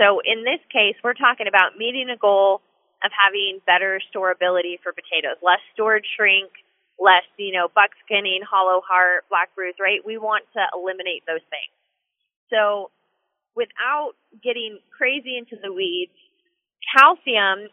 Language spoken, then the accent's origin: English; Washington, United States; I was born and raised in Washington State, and I still live here